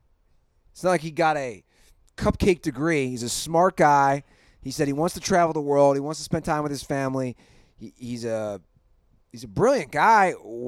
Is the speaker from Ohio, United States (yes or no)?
yes; Ohio, United States; my home state